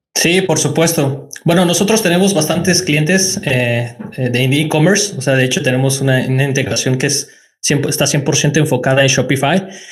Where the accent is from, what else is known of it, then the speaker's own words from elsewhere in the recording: Mexico; moved away as an adult; also born or lived in China; now in Nantes, France; yo soy de México